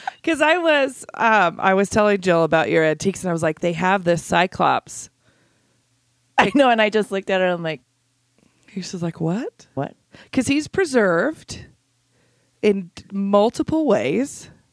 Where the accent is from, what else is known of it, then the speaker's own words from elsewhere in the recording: south of Idaho Falls, United States; I grew up in a super teeny town just south of here